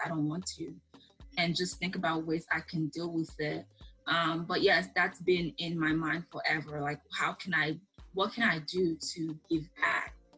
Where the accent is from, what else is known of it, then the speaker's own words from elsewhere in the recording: Sierra Leone; moved away; growing up in Sierra.